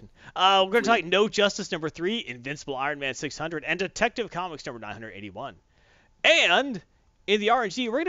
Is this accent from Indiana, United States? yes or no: no; Phoenix, Arizona, United States; moved away; I'm from Phoenix, where it's not even hot till it's over 100.